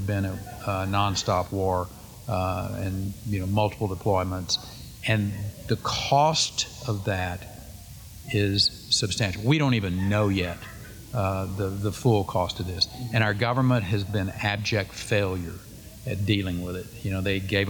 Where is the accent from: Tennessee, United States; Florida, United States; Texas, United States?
Texas, United States; Paint Creek; I grew up 200 miles west of Fort Worth and 16 miles from the closest place that had a post office